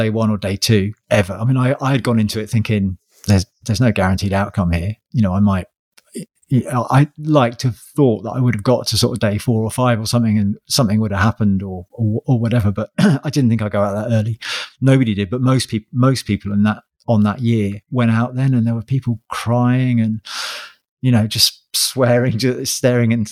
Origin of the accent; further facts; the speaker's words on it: Sussex, South East England, United Kingdom; I'm from Sussex